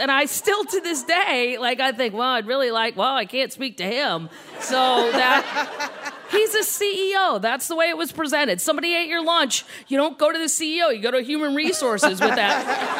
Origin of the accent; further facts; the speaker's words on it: St. Louis, Missouri, United States; Growing up in St. Louis, honestly, I thought being Catholic was being Christian